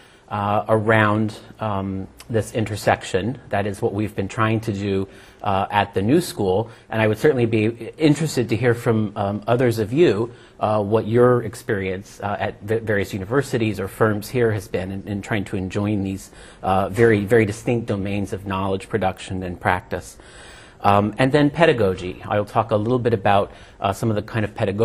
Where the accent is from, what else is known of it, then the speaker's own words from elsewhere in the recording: New York City, New York, United States; also born or lived in London; I'm from the United States, from New York City